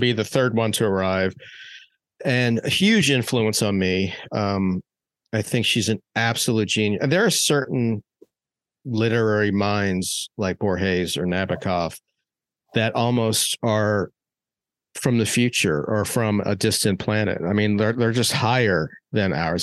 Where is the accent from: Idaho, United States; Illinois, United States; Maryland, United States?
Maryland, United States; when I was growing up in Maryland